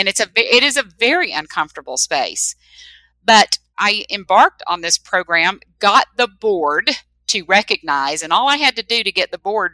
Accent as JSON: {"language": "English", "region": "the South", "country": "United States", "tie": "born or raised there", "said": "I was raised in the South"}